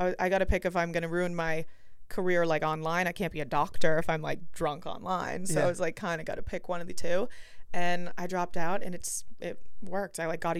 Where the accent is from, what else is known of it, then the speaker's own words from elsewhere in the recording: Boston, Massachusetts, United States; moved away as an adult; also born or lived in Cleveland, Ohio / Los Angeles; and I'm from Boston.